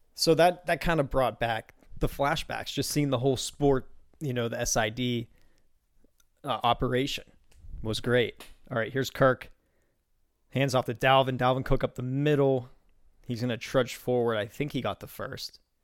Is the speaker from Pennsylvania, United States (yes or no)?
yes; Beaver County, suburban Pittsburgh, Pennsylvania, United States; where I grew up in suburban Pittsburgh, in Beaver County, to be specific, close to West Virginia